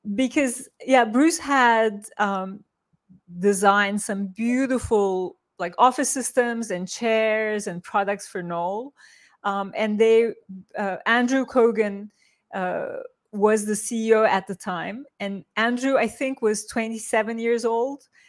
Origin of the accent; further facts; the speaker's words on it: Turkey; moved away; I grew up in Turkey